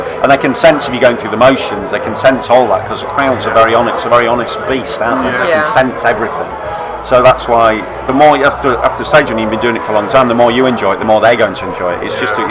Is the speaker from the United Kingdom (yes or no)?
yes; Yorkshire and the Humber, United Kingdom; moved away; also born or lived in Manchester; So like when I'm from Yorkshire, but I've lived in Manchester.